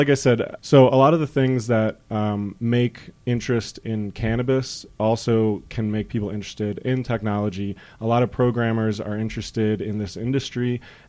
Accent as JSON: {"language": "English", "region": "East Coast", "country": "United States", "also_born_or_lived": "Washington, D.C.", "moved": "as an adult", "lives_now": "Colorado, United States", "said": "I come from the East Coast. I went to school in D.C. I came out here about 4 years ago."}